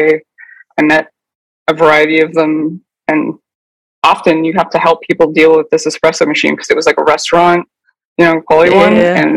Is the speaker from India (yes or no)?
no; Pittsburgh, Pennsylvania, United States; where I grew up in Pittsburgh, Pennsylvania